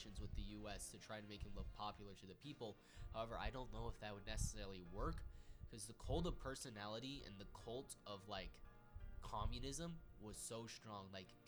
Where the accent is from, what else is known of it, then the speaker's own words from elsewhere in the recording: United States; I'm an American